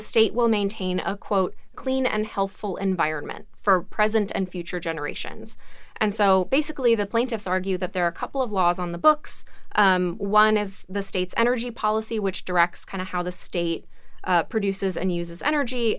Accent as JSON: {"language": "English", "region": "Alabama", "country": "United States", "said": "I'm from Alabama"}